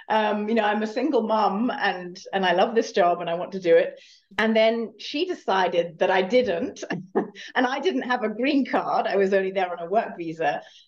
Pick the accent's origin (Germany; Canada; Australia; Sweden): Germany; moved away as an adult; now in United States; I came from Germany to the States, to California, and I did that typical American dream thing